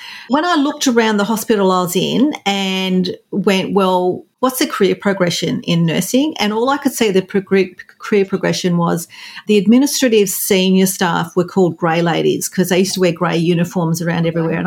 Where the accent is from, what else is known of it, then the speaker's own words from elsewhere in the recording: regional New South Wales, Australia; I grew up on a farm in regional New South Wales here in Australia